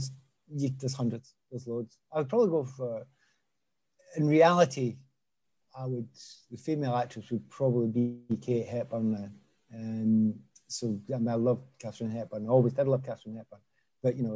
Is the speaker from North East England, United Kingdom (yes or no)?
no; Glasgow, Scotland, United Kingdom; moved away; I come from Easterhouse